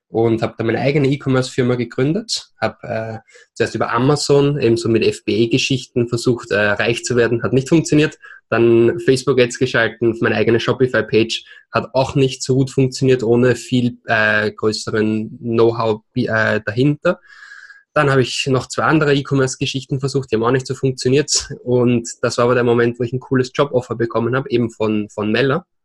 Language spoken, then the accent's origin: German; Vienna, Austria; accent: Austrian; now in Barcelona, Spain; Äh, ich bin gebürtiger Österreicher aus Wien. Hört man vielleicht an meinem Akzent. Lebe aber jetzt seit drei Jahren schon hier in Barcelona